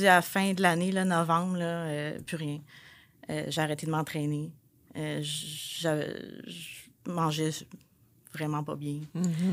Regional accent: Repentigny, Quebec, Canada; je viens de Repentigny

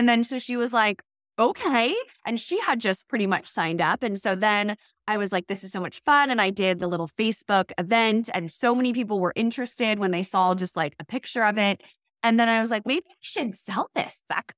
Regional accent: Maryland, United States; Yeah, so I am from Maryland, live on the East Coast, and I have two little boys.

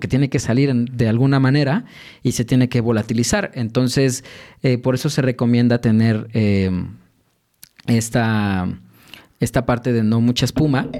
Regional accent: Mexico City, Mexico; soy originario de la Ciudad de México, particularmente de, Santa Fe

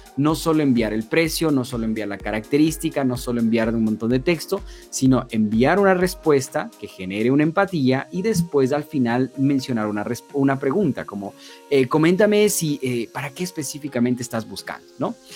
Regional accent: Ecuador; yo soy de Ecuador

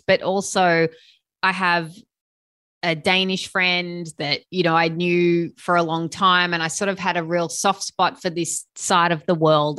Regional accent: Sydney, New South Wales, Australia; I'm from Sydney, Australia

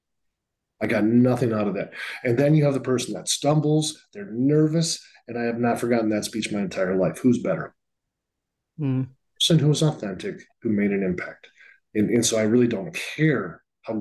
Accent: Northfield, Minnesota, United States; also born or lived in Alabama; now in Seattle, United States; Highway 19 in Minnesota goes to my hometown of Northfield, Minnesota.

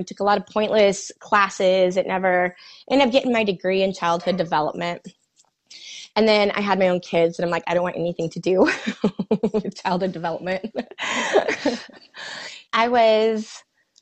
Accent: Manhattan, Kansas, United States; also born or lived in Kearney, Nebraska; now in Kansas City, United States; I'm from Manhattan, but we lived there for a couple years in Kearney. And then I moved to KC.

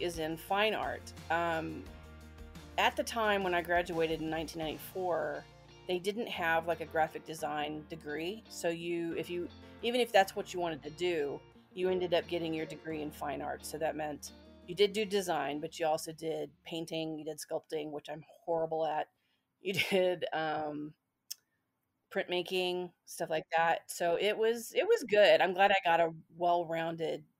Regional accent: Kansas City, Missouri, United States; I was born in Kansas City, Missouri

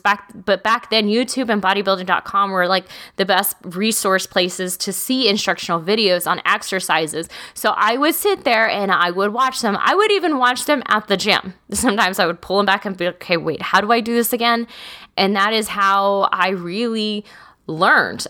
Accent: Texas, United States; I'm from small towns. I'm from Texas.

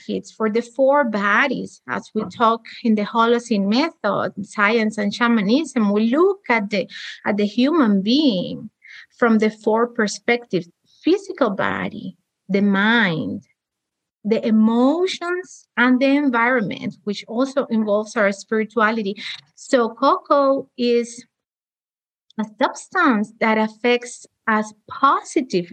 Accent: Cuba; moved away; I'm also from Cuba.

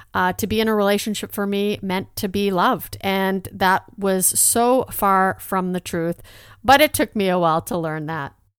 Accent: a small town in Alberta, Canada; also born or lived in Netherlands; my parents immigrated to Canada. We actually moved to a small town in Alberta

